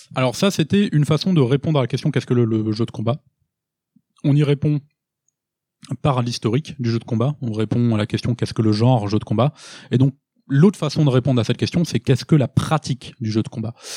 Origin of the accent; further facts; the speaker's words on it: France; nous en tant que Français